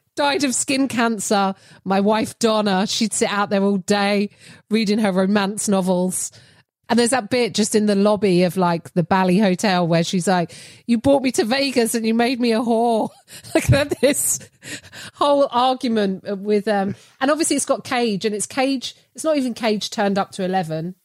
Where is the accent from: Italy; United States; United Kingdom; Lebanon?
United Kingdom